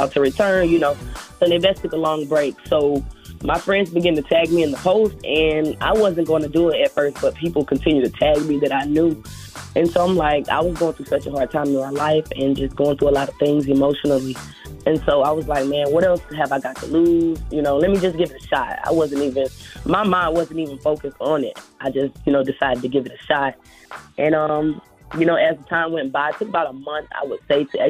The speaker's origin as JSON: {"language": "English", "town": "Pensacola", "region": "Florida", "country": "United States", "said": "I'm from Pensacola, Florida"}